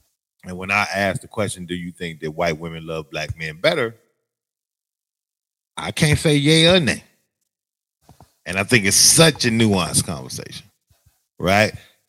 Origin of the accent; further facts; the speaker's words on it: Chicago, Illinois, United States; We have the luxury of being born and bred in Chicago.